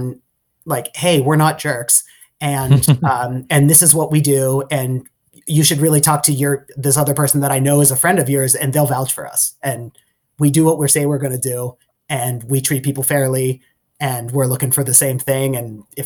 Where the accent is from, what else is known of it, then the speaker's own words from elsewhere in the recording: Pittsburgh, Pennsylvania, United States; moved away as an adult; also born or lived in Michigan; I grew up outside in the suburbs of Pittsburgh, and I went to college in Michigan